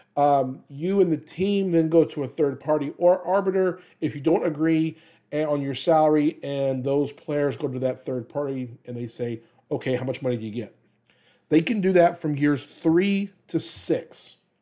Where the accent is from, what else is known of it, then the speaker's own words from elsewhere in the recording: Louisiana, United States; moved away; also born or lived in Kansas; I'm from Louisiana, and I am a diehard L S U guy